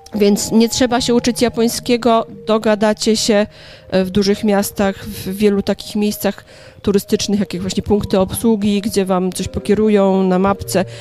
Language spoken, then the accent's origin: Polish; Kielce, Świętokrzyskie Voivodeship, Poland; moved away as an adult; now in Warsaw, Poland; Pochodzę z Kielc.